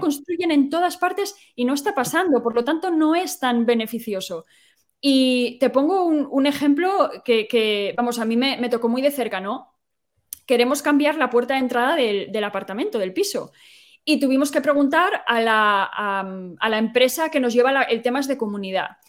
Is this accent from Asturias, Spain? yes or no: yes; Asturias, Spain; moved away as an adult; now in Ireland; Yo soy de Asturias